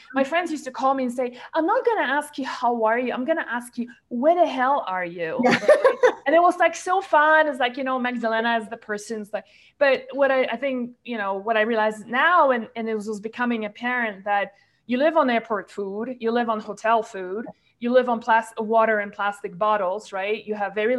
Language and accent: English; Malaysia; from Malaysia, where I grew up and spent most of my life